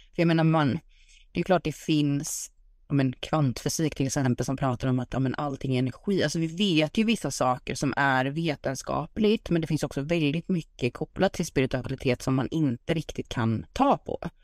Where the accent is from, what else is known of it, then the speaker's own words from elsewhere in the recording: Sweden; also born or lived in United States; hemma i Sverige